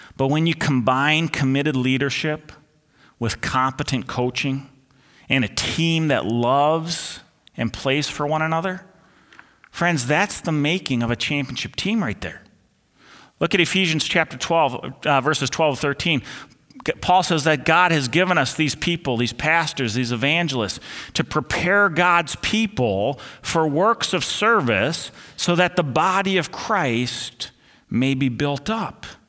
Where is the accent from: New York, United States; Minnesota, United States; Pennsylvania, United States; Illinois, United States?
Minnesota, United States; Twin Cities; the ones I grew up under here in the Twin Cities